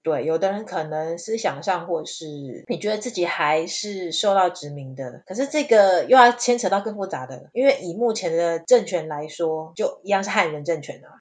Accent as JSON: {"language": "Chinese", "country": "Taiwan", "said": "我们都是台湾人"}